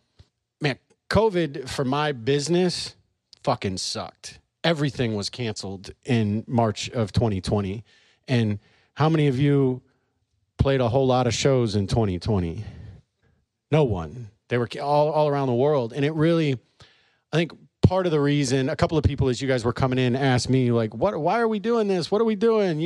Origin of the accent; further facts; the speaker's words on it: St. Louis, Missouri, United States; moved away as an adult; also born or lived in Charleston, South Carolina / California; I was born in Charleston, South Carolina, moved here when I was 6 years old, and grew up in St. Louis